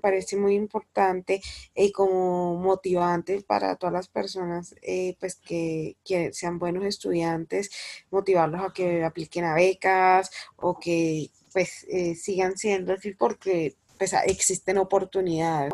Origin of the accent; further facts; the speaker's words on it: San Andrés, San Andrés, Providencia and Santa Catalina, Colombia; San Andrés, yo nací y crecí en San Andrés